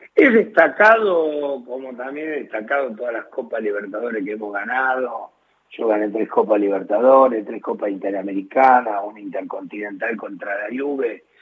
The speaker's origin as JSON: {"language": "Spanish", "country": "Argentina", "said": "soy argentino"}